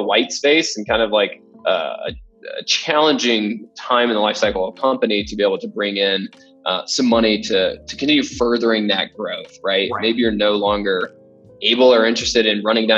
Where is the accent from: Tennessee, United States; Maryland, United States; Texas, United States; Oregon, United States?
Tennessee, United States; Memphis; moved away as an adult; now in Denver, United States; born and raised in Memphis, Tennessee